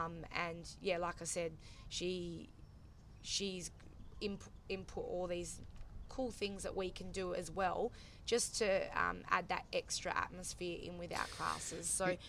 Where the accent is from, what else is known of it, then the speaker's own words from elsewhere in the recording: Karratha, Western Australia, Australia; because obviously we're from Karratha, Port Hedland